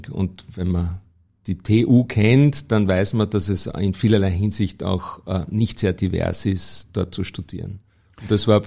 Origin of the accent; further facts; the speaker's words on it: Vienna, Austria; born there; Ja, ich bin in Wien geboren und habe dann in Wien Maschinenbau studiert und BWL parallel.